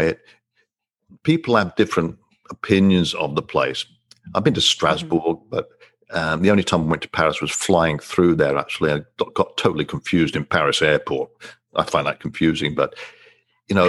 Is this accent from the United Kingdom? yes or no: yes; England, United Kingdom; growing up in England, it was mandatory for me to learn French